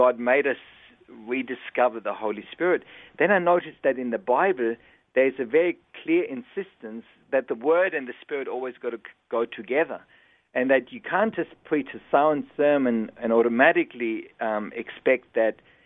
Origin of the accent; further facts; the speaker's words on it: Germany; English is a second language; moved away as an adult; now in Australia; I was born and raised in Germany, came out when I was 20 years old